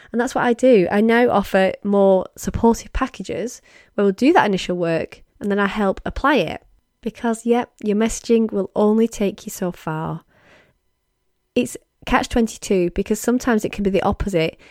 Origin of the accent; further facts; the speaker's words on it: United Kingdom; as a Brit